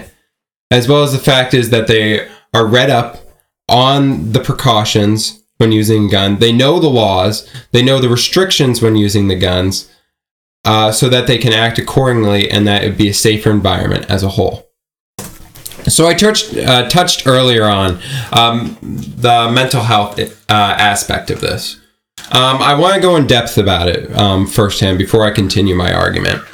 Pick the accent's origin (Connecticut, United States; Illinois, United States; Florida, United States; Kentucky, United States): Connecticut, United States; Newtown; I am from Newtown